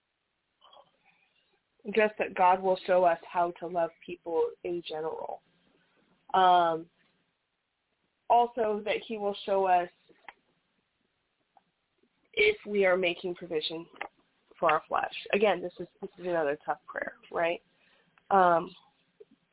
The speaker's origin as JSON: {"language": "English", "country": "United States", "said": "we're from America"}